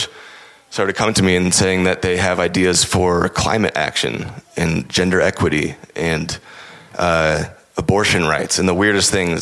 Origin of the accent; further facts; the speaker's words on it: United States; as an American